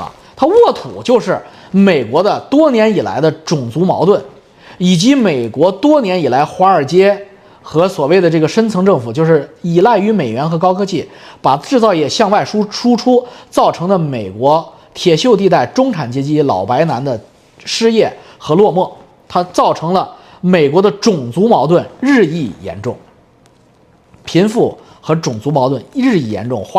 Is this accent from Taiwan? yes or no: no; China; moved away; 我们都是中国人